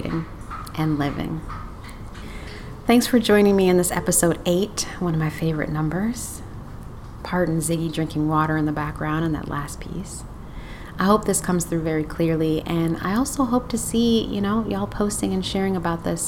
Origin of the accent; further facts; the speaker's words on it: Detroit, Michigan, United States; moved away; I'm originally from Detroit and I have deep roots connected to Motown